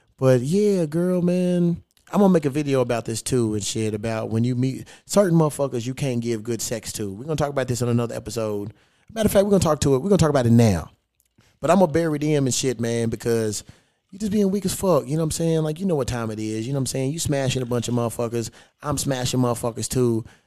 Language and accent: English; Kentucky, United States; now in Los Angeles, United States; I'm a Kentucky boy